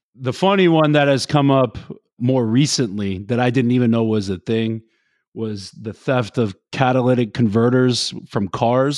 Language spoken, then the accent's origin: English; Florida, United States; also born or lived in the South; now in New Jersey, United States; I'm from Florida